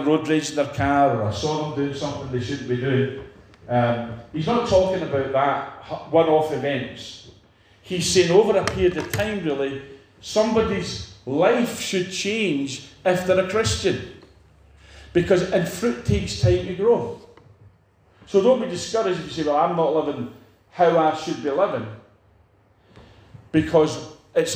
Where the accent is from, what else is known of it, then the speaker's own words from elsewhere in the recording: Edinburgh, Scotland, United Kingdom; I know where I came from Edinburgh.